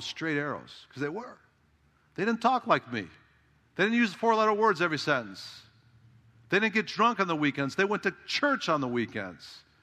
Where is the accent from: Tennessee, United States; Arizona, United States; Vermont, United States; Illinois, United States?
Illinois, United States; Chicago; I grew up in Chicago